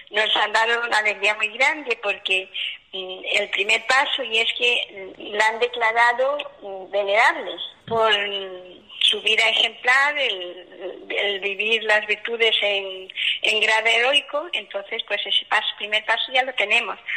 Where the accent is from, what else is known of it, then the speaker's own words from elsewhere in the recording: Galicia, Spain; Bueno, pues también soy de Galicia, soy de un pueblo de Orense, una aldea, y lo mismo, mis padres, una familia muy cristiana